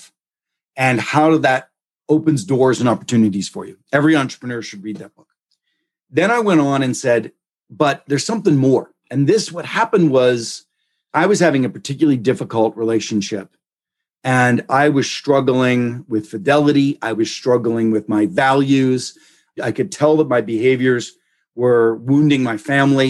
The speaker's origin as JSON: {"language": "English", "town": "Pittsburgh", "region": "Pennsylvania", "country": "United States", "tie": "born or raised there", "said": "I grew up in Pittsburgh in the 70s."}